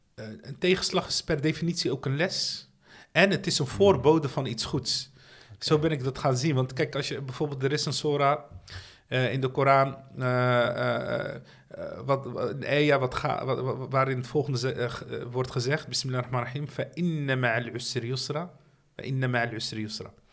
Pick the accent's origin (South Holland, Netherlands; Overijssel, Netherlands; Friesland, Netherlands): South Holland, Netherlands; Rotterdam; ik ben opgegroeid in Dashaven